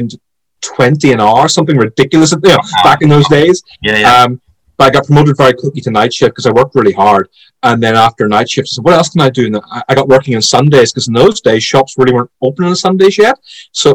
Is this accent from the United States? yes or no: no; Belfast, Northern Ireland, United Kingdom; But as far as I'm concerned, I'm Irish. I was born in Belfast. I was raised there.